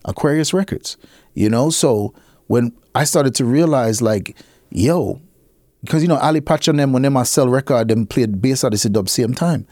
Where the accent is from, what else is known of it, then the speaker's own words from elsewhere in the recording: New York, United States; I was born in fucking New York